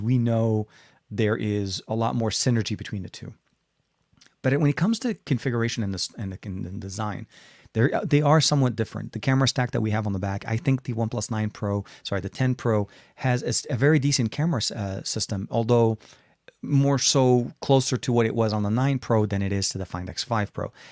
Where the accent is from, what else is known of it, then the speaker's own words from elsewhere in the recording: Lebanon; now in United States; Lebanon, my home country